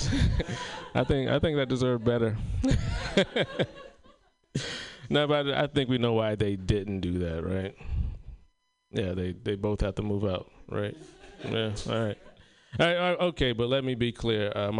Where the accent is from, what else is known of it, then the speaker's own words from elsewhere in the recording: South Carolina, United States; I told you that I'm from South Carolina, and I don't get to make it home very often.